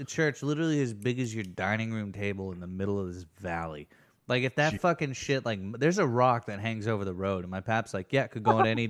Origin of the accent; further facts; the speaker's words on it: Oklahoma, United States; about growing up in Oklahoma is that it's like you have this weird thing